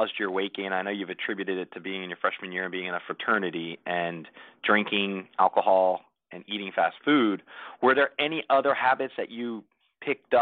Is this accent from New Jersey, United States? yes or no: yes; New Jersey, United States; now in Tampa, United States; we would eat pizza like it was going out of style growing up in New Jersey.